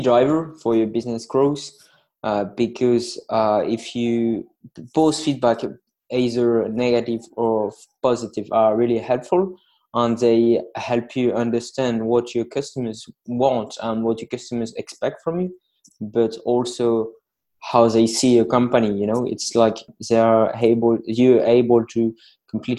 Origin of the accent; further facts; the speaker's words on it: Lille, Hauts-de-France, France; English is a second language; I'm hailing from France, in the north of France, so in a lovely town called Lille